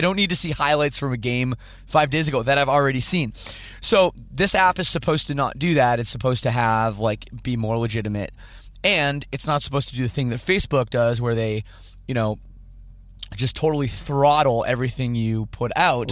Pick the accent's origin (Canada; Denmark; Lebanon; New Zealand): Canada; I'm Canadian